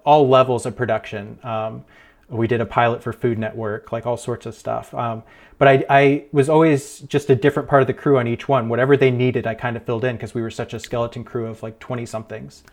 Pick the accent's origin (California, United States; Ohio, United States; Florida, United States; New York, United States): Ohio, United States; moved away as an adult; also born or lived in Erie, Pennsylvania; now in Pittsburgh, United States; I grew up in Ohio, and, uh, then I, I moved to Pennsylvania for college